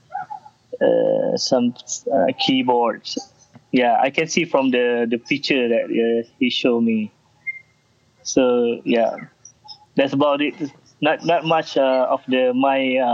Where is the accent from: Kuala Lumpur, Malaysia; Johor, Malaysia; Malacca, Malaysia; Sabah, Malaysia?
Kuala Lumpur, Malaysia; I'm from Kuala Lumpur in Malaysia, so I like born and raised here